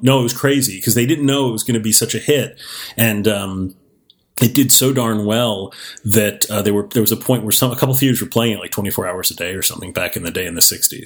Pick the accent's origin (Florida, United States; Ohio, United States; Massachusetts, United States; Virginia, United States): Florida, United States; Miami; I grew up in Miami, Florida